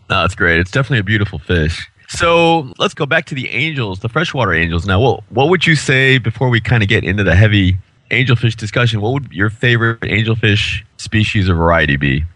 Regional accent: Chicago, Illinois, United States; I'm from Chicago

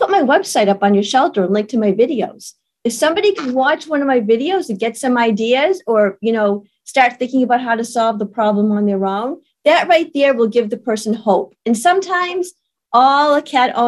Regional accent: Maine, United States; now in South Carolina, United States; I grew up in Maine

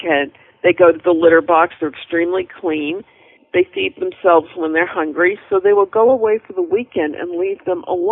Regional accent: New England, United States; I'm from New England

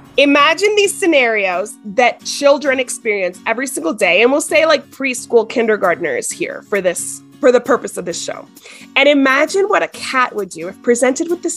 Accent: Miami, Florida, United States; now in El Paso, United States; I'm from Miami. I live in El Paso

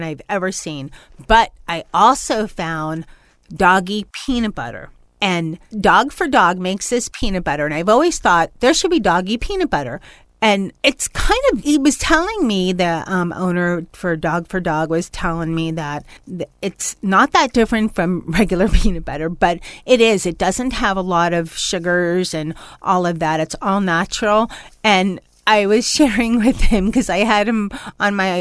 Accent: New York, United States; moved away; I'm trying to go back to my New York roots when I was born in New York

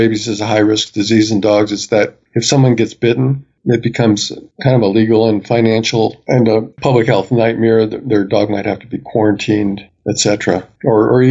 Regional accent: Colorado, United States; I'm really busy in Colorado, my home state.

